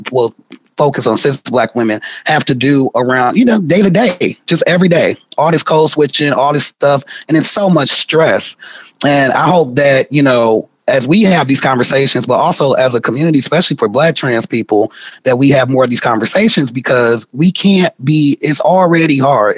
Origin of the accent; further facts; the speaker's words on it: Milwaukee, Wisconsin, United States; moved away as an adult; also born or lived in Madison, Wisconsin; now in Seattle, United States; I'm from Milwaukee, born and raised